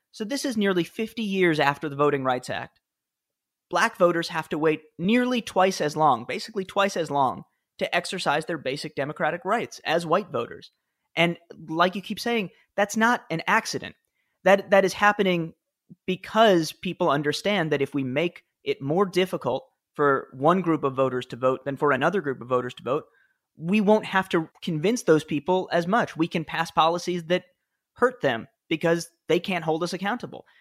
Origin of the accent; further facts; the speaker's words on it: New York City, New York, United States; I grew up in the Upper West Side of Manhattan